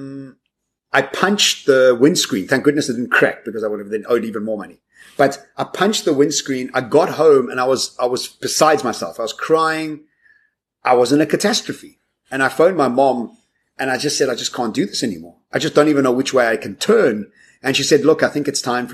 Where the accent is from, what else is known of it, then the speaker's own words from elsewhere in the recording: South Africa; as South African citizens